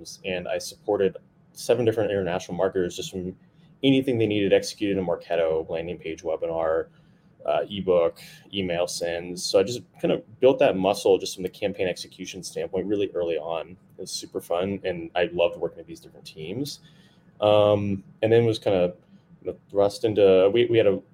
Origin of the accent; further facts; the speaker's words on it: Texas, United States; moved away as an adult; now in Bay Area, United States; So born and raised in Texas, moved to the Bay Area about, I guess, in 2014.